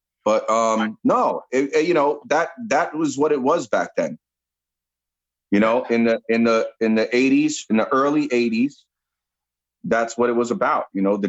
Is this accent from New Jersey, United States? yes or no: no; New York City, New York, United States; I grew up on Arthur Avenue. Yes. In the Bronx. I went to Mount Carmel.